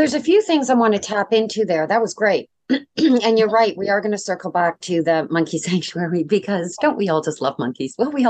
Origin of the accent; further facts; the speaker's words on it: Canada; I'm Canadian